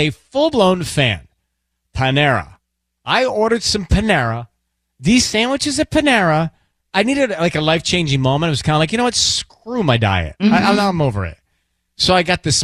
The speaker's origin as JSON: {"language": "English", "town": "Atlanta", "region": "Georgia", "country": "United States", "tie": "born or raised there", "moved": "yes", "lives_now": "Los Angeles, United States", "said": "where I grew up in Atlanta"}